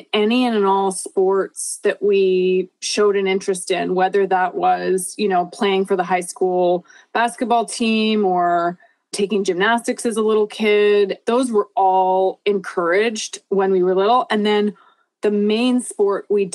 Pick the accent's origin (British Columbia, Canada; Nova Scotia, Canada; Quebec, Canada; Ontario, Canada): British Columbia, Canada; Vancouver; moved away as an adult; also born or lived in Southern California; now in Bainbridge Island, United States; I grew up in Vancouver, Canada